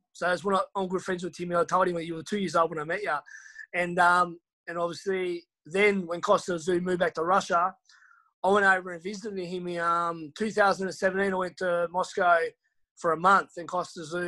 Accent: Hobart, Tasmania, Australia; moved away as an adult; my hometown of Hobart

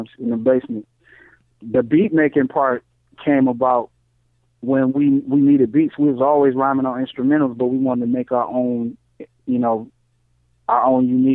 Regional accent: Ypsilanti, Ann Arbor area, Michigan, United States; we came from the Ypsilanti, Ann Arbor area. And, like, in Michigan

